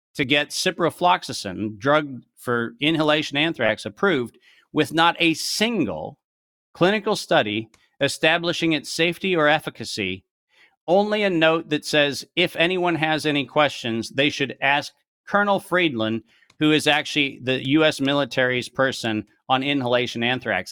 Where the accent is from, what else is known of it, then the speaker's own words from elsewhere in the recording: United States; as an American making that presentation in Europe